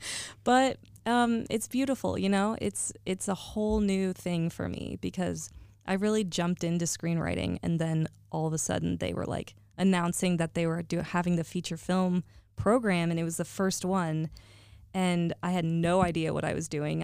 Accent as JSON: {"language": "English", "region": "Northern California", "country": "United States", "moved": "yes", "said": "I hail from NorCal"}